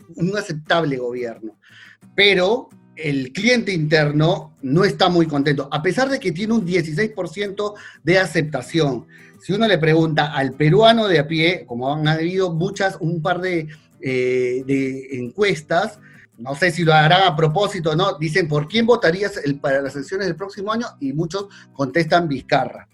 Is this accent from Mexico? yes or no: no; Argentina